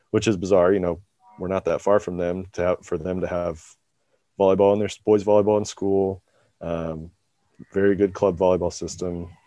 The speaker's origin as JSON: {"language": "English", "town": "Kansas City", "country": "United States", "tie": "born or raised there", "said": "I grew up in the Kansas City area"}